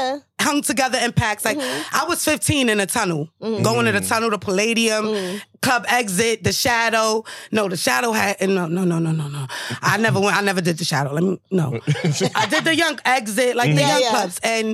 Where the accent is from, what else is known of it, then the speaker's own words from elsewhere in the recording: New York City, New York, United States; also born or lived in Bronx; I'm from Brooklyn. I grew up in Crown Heights.